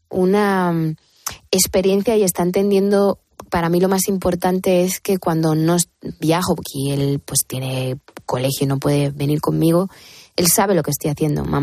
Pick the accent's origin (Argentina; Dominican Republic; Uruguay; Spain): Spain; Madrid, Community of Madrid; moved away; also born or lived in Miami; yo soy de Hortaleza muy profundamente.